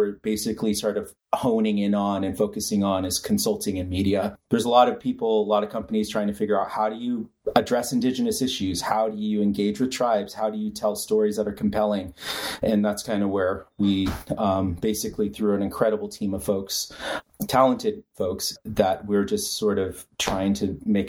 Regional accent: Southwest, United States; first language English; I grew up in the Southwest

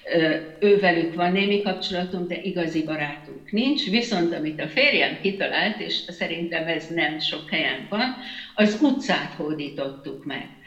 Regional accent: Hungary; moved away as an adult; now in Netherlands

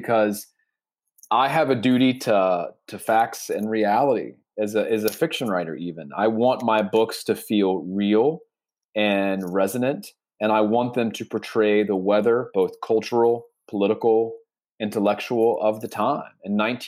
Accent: North Carolina, United States; I grew up in North Carolina in 1984

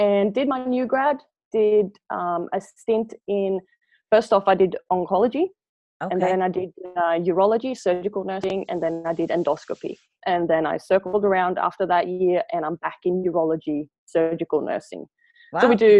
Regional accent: Sweden; accent: Swedish Australian mixture; now in Australia; And then obviously now I have a weird Swedish Australian mixture, and people ask me if I'm South African all the time.

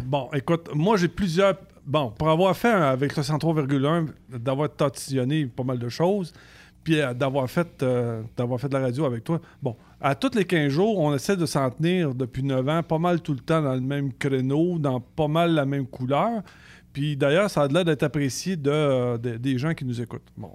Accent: Canada; on est chauffeur de camion, on est Canadien

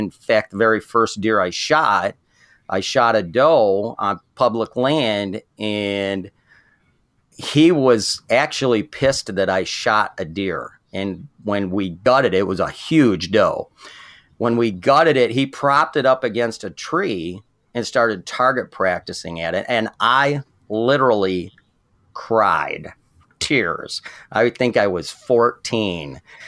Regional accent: Michigan, United States; Okay, I'm from Michigan, grew up in southern Michigan, and nobody in my family hunted

